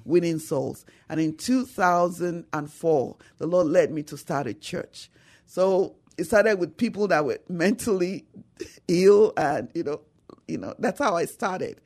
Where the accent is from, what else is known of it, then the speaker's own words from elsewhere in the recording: Nigeria; moved away as an adult; now in San Antonio, United States; Nigeria. I came from Nigeria